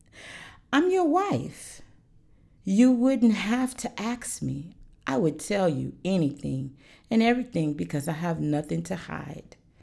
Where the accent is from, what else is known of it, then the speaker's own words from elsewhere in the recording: Alaska, United States; moved away as an adult; now in North Carolina, United States; I am from Alaska.